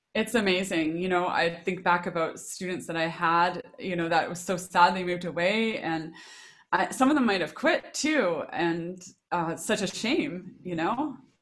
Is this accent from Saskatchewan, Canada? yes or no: yes; Regina, Saskatchewan, Canada; I grew up in Regina, Saskatchewan